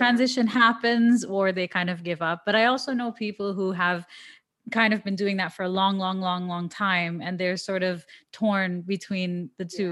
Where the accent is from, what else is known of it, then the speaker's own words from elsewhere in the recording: Toronto, Ontario, Canada; now in Dubai, United Arab Emirates; I'm from Toronto